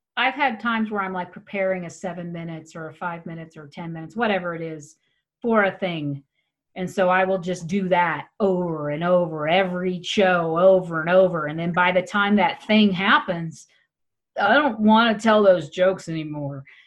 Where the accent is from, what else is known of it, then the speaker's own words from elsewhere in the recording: Wichita, Kansas, United States; also born or lived in New York City; now in Colorado, United States; I grew up in Wichita, Kansas, and especially the smaller towns